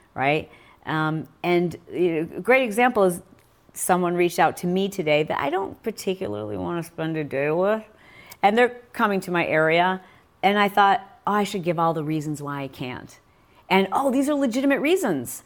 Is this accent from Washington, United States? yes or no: no; Michigan, United States; I grew up in Michigan riding motorcycles